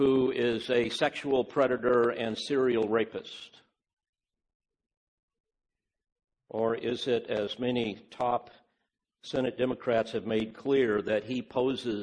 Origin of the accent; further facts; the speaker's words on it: United States; I'm an American, and I love my country